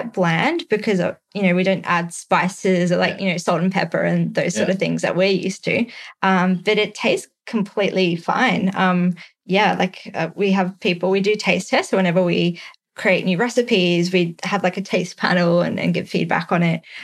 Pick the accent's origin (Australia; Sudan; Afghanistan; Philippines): Australia; also born or lived in San Francisco, United States; as an Australian